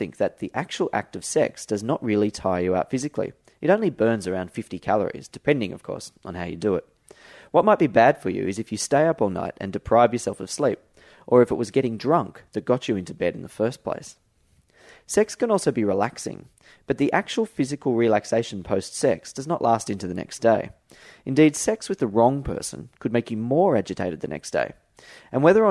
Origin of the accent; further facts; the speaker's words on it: Australia; being an Australian